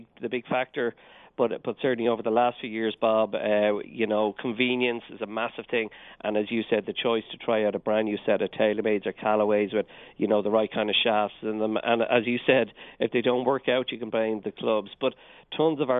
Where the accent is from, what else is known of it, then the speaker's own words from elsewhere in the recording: Dublin, Leinster, Ireland; accent: Irish; I'm from Dublin, Dublin in Ireland.